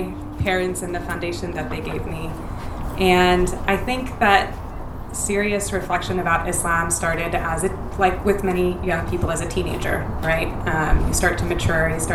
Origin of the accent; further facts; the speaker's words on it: Irvine, California, United States; also born or lived in Paterson, New Jersey; I was born in Paterson, New Jersey. I moved to Irvine when I was 4 years old, so I spent the vast majority of my time in this little suburban paradise here